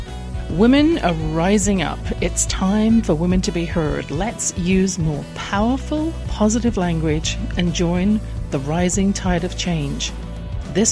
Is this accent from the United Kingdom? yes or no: yes; England, United Kingdom; born or raised there